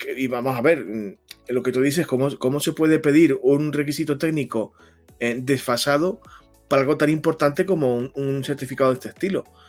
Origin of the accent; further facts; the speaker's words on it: Spain; en este país somos como somos